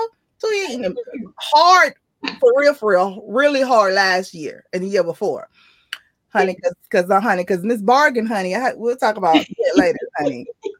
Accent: Decatur, Georgia, United States; I'm from Georgia, true Georgia Peach.

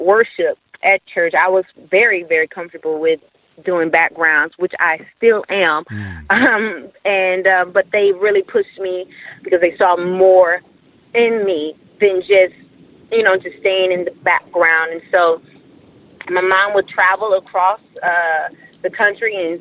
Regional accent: Milwaukee, Wisconsin, United States; now in Dallas, United States; originally born and raised in Milwaukee, Wisconsin, and then now moved to Dallas, Texas

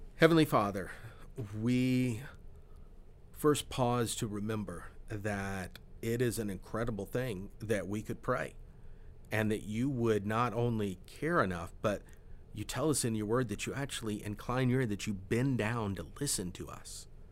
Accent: Florida, United States; I grew up in Florida

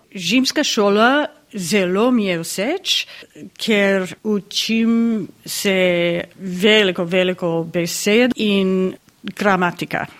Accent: Florida, United States; Slovenian is a second language; iz Amerike, iz eh, Floride.

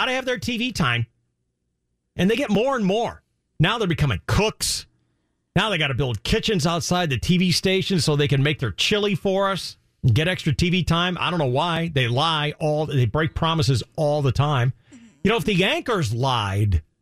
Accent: Illinois, United States; now in San Diego, United States; when I was a kid growing up in Illinois

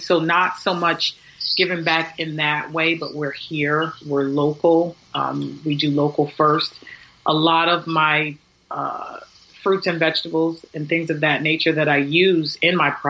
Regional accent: Poughkeepsie, New York, United States; born and raised in Poughkeepsie, Poughkeepsie High School graduate.

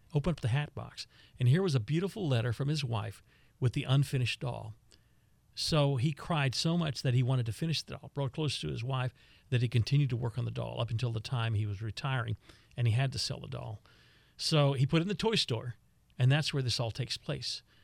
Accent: Lockhart, Texas, United States; I'm from Lockhart.

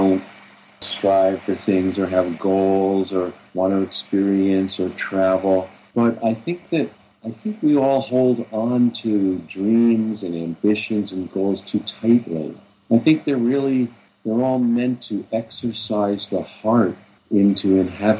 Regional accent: Long Island, New York, United States; I grew up on Long Island, you know, outside of New York City

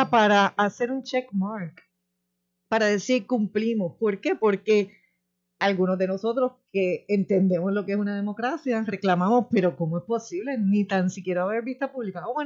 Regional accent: Puerto Rico; como residente, como ciudadana, como persona que, habita aquí, como contribuyente. Como puertorriqueña.

